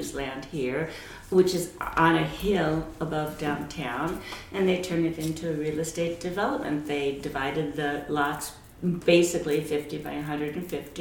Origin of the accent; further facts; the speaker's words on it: the Valley, California, United States; I grew up in the Valley